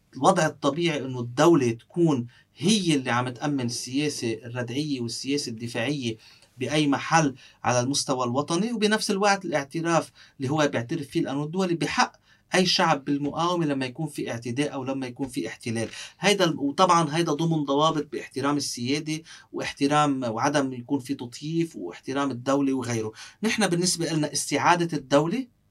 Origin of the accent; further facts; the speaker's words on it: Sidon, South Governorate, Lebanon; also born or lived in Beirut / France; أنا ربيت بصيدا